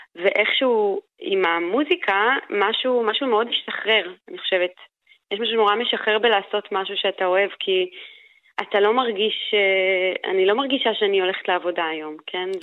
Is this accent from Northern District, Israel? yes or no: yes; Karmiel, Northern District, Israel; moved away as an adult; now in Vienna, Austria; אני הגעתי מכרמיאל, מקונסרבטוריון אה, שבו למדתי מוזיקה והייתי במקהלה